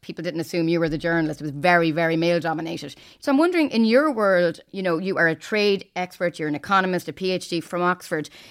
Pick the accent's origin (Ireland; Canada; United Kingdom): Ireland; moved away as an adult; now in Brussels, Belgium; I'm from Ireland, as you may have guessed from my accent